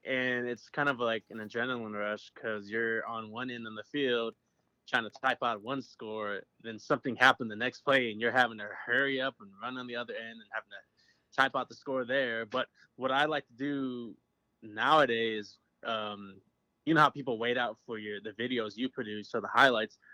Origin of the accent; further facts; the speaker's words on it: Aberdeen, South Dakota, United States; now in Anadarko, United States; I am originally from Aberdeen, South Dakota, which is the hometown of Josh Heupel